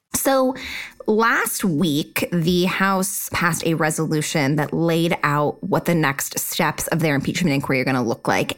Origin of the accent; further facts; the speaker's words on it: Utah, United States; I am from Utah